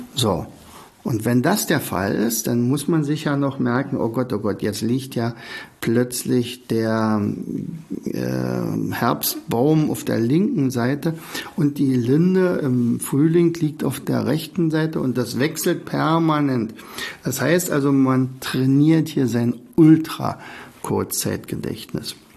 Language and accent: German; Oderberg, Brandenburg, Germany; now in Rauen, Germany; ich bin ja gebürtiger Oderberger, bin nach Raun gezogen